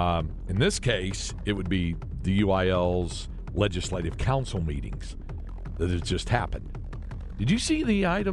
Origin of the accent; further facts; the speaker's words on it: Greensboro, North Carolina, United States; moved away; back to the home state of North Carolina.